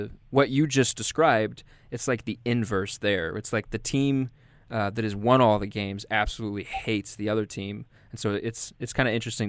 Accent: Oklahoma, United States; moved away; I'm from Oklahoma, so I went to school at OU.

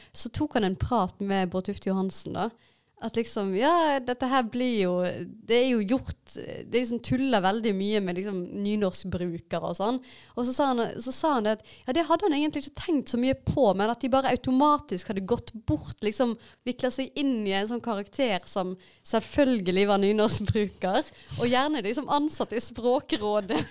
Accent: Vaksdal, Vestland, Norway; jeg kommer fra Vaksdal kommune utenfor Bergen, og det er en uh, nynorsk kommune. Og jeg har hatt uh, nynorsk som hovedmål når jeg er på skolen

